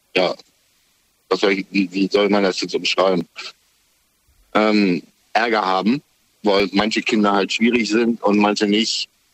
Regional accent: East Germany, Germany; now in Kamen, Germany; ich komm aus der DDR

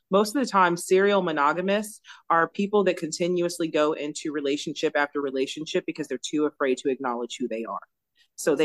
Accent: Los Angeles County, California, United States; now in Birmingham, United States; I am originally from Los Angeles County, California.

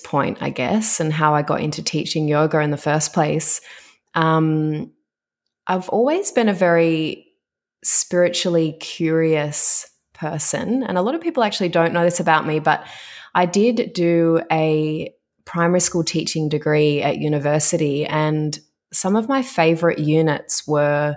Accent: Melbourne, Victoria, Australia; moved away as an adult; also born or lived in Dubai; I'm originally from Melbourne.

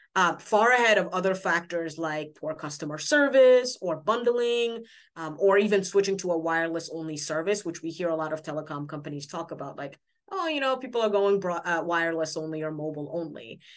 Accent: Senegal; moved away; I'm from Senegal, West Africa

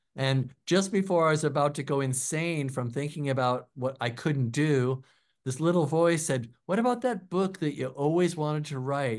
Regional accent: Seattle, Washington, United States; I grew up in Seattle

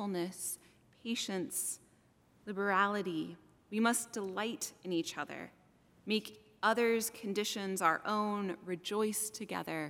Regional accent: Salem, Massachusetts, United States; also born or lived in Colorado Springs, Colorado; I moved from Colorado Springs, where I would see the sun set behind the mountains, causing them to glow, knowing that that was God's country, to Salem, Massachusetts when I was 8 years old

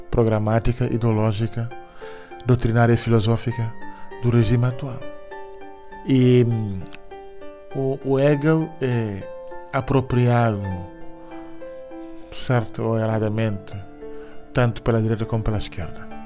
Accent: Cape Verde; also born or lived in Angola / Lisbon, Portugal; Angola, mas depois em Cabo antes. cresci em Cabo Verde, também estudei em Lisboa

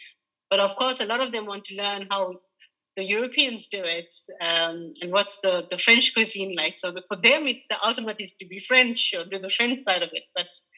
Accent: South Africa; because we are, I'm South African, we've done quite a few South African gatherings here in the north, here in the, Ireland and in the north.

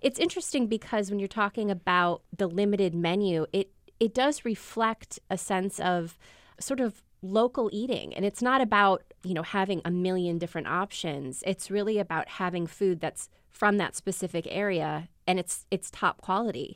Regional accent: Midwest, United States; I am born and raised in the Midwest

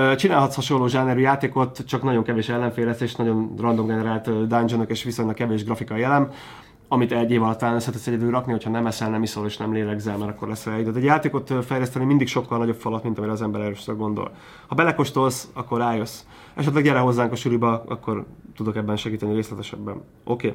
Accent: Hungary

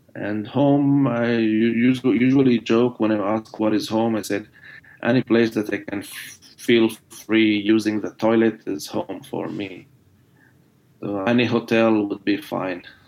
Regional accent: Jerusalem, Jerusalem District, Israel; first language Arabic; English is a second language; moved away as an adult; now in United States; where are you from? And I decided not to say Jerusalem

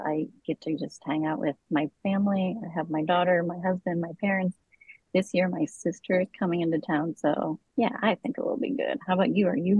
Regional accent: Florida, United States; I'm also from the South. Like, I grew up in Florida. There's, like, a park close to my house that's a swamp where I go walk regularly.

